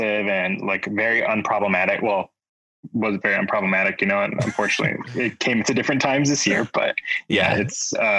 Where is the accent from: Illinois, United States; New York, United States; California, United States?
Illinois, United States; Naperville; I'm from the suburbs of Chicago